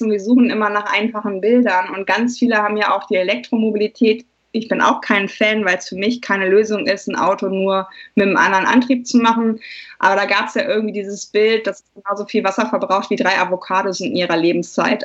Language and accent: German; Germany; als Deutsche